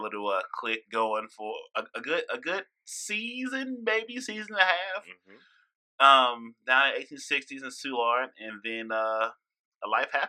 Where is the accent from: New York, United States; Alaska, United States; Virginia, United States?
New York, United States; I'm from New York.